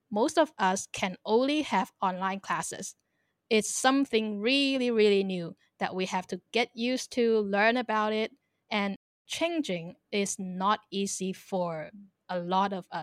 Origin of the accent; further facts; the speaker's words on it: Guangdong, China; Even though I am a Chinese and I can speak Cantonese. Like my family, we are from the Canton area.